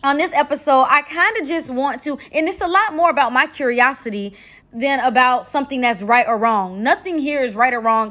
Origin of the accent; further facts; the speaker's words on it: United States; I'm from America. I'm American.